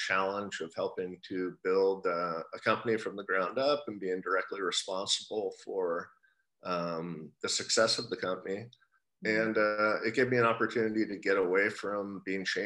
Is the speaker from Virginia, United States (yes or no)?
no; Oregon, United States; moved away as an adult; now in San Diego, United States; originally, I'm from Oregon